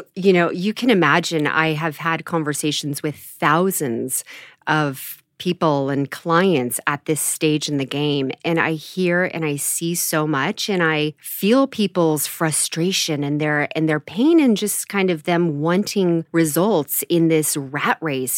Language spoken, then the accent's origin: English; Mill Valley, California, United States; also born or lived in San Francisco / Los Angeles / Menlo Park; I was born in San Francisco and raised in Marin County, so a little town called Mill Valley